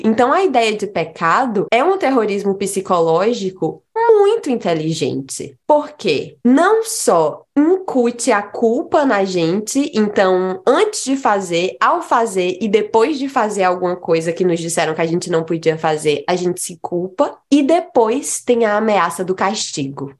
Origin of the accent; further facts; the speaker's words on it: Fortaleza, Ceará, Brazil; also born or lived in Juazeiro do Norte; Eu sou de Fortaleza, mas quando os meus pais se separaram, eu fui pro interior.